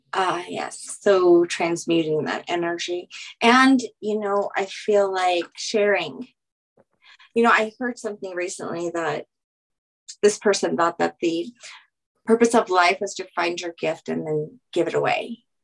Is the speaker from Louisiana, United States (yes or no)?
yes; Louisiana, United States; I'm from Louisiana